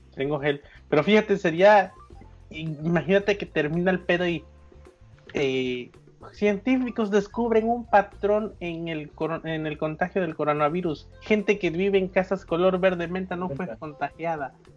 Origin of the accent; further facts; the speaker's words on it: Guadalajara, Jalisco, Mexico; el primer depa en el que en el que viví cuando nací en Guadalajara